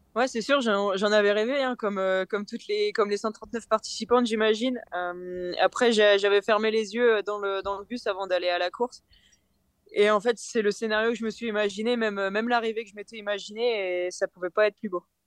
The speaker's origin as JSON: {"language": "French", "area": "the Nord", "region": "Hauts-de-France", "country": "France", "tie": "born or raised there", "said": "j'ai grandi dans le Nord, j'ai été à l'école dans le Nord"}